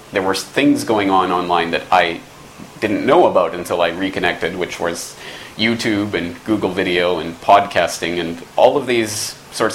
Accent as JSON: {"language": "English", "country": "Canada", "also_born_or_lived": "Dublin, Ireland", "moved": "as an adult", "said": "I'm from Canada"}